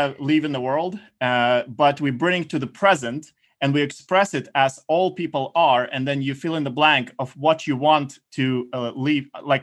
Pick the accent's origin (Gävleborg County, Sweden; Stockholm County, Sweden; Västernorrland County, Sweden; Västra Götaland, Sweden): Stockholm County, Sweden; Stockholm; I'm from Stockholm, Sweden.